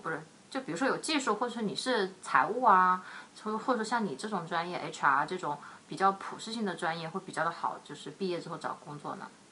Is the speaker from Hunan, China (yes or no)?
yes; Yiyang, Hunan, China; moved away; also born or lived in Shanghai; 我的老家是在湖南的这个益阳